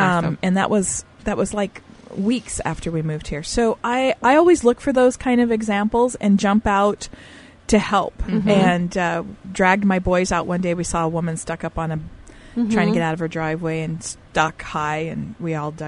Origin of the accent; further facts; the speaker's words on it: Texas, United States; we first moved here, you know, we're from Texas. How much experience do we have driving in the snow?